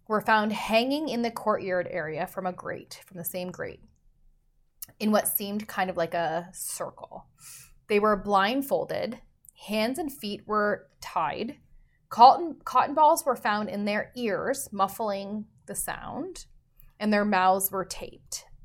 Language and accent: English; Canada